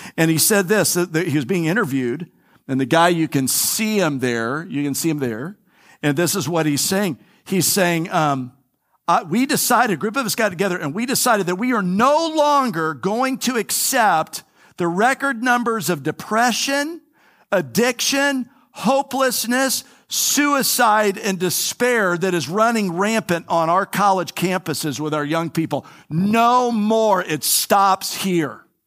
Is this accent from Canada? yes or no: no; Florida, United States; I'm from Florida. I'm a native Flori, I'm a third generation native Floridian.